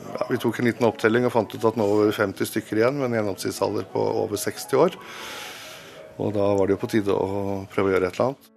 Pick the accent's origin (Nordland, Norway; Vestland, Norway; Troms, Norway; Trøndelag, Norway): Trøndelag, Norway; moved away as an adult; now in Oslo, Norway